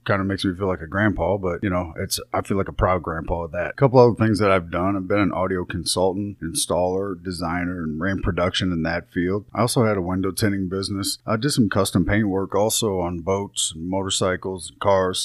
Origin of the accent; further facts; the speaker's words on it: Troy, Missouri, United States; my hometown of Troy, Missouri